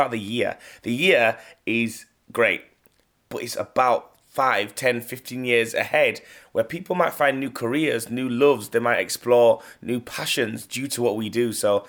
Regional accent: Leeds, Yorkshire and the Humber, United Kingdom; I'm from Leeds, like I'm not from anywhere else. I rep Leeds, I rep 0113.

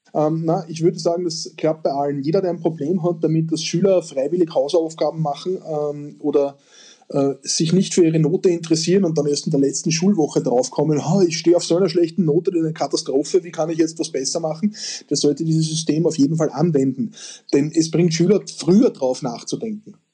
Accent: Austria; bei uns in Österreich

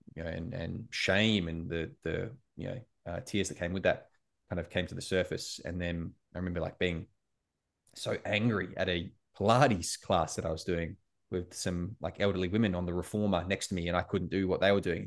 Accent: Australia; also born or lived in United States; as an Australian in America

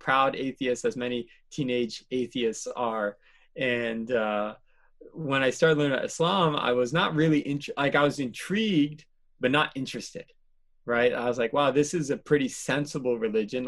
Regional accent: East Coast, United States; also born or lived in Malaysia / South Korea; now in Michigan, United States; I grew up mostly on the East Coast between, uh, East Coast between New Jersey and Massachusetts

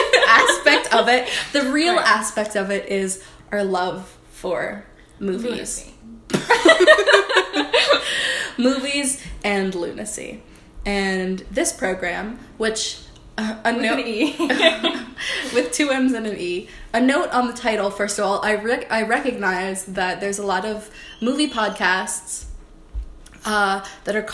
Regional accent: New Jersey, United States; We're two dipshits from Jersey

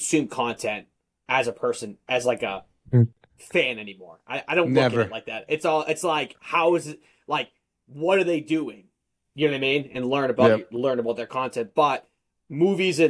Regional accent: Boston, Massachusetts, United States; I'm from Massachusetts, Boston, a little bit north of Boston

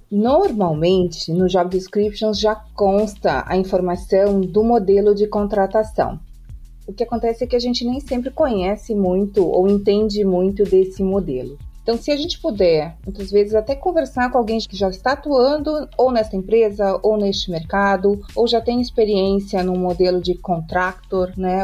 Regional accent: Rio Grande do Sul, Brazil; moved away as an adult; now in Portugal; eu sou gaúcha, mas eu moro em Portugal desde 2019

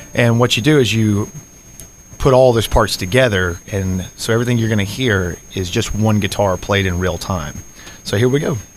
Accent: Adel, Georgia, United States; I'm from South Georgia. I'm from a small town called Adel, just uh, just south or I'm sorry, north of uh, Valdosta

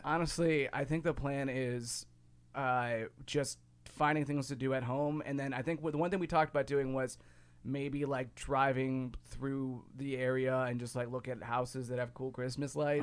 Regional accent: Ohio, United States; now in Chicago, United States; growing up where I grew up in Ohio versus, or, and also i-, here in Chicago

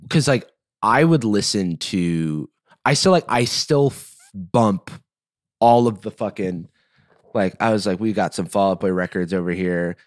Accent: Gainesville, Florida, United States; my hometown of Gainesville, Florida

